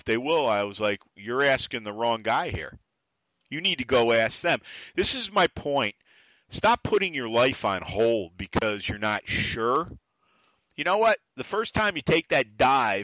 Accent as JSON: {"language": "English", "region": "New York", "country": "United States", "accent": "New York", "said": "me being still a New Yorker, it's the attitude. It's the voice. The accent."}